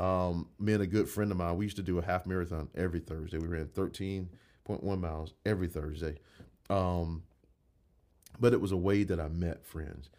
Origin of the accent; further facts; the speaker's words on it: Crosstown, Georgia, United States; grew up in Crosstown, and I could tell you, the Crosstown I grew up